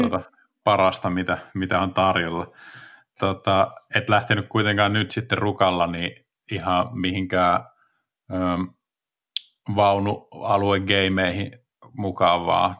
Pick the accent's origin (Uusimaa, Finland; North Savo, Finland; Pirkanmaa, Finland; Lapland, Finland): Uusimaa, Finland; Espoo; moved away as an adult; also born or lived in Rovaniemi; mä oon Espoosta kotoisin